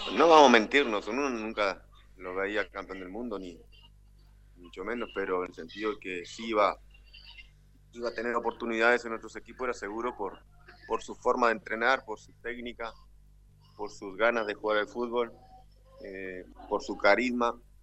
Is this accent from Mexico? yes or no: no; Artigas, Uruguay; En mi ciudad natal, Artigas, capital, al norte del país.